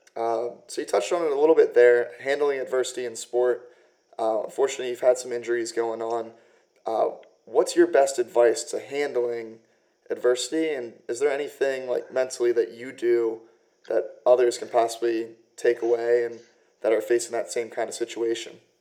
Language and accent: English; United States; I'm from um, just outside of DC